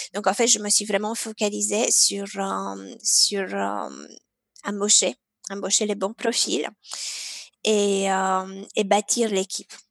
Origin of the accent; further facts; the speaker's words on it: Romania; moved away; alors moi je suis originaire de la Roumanie.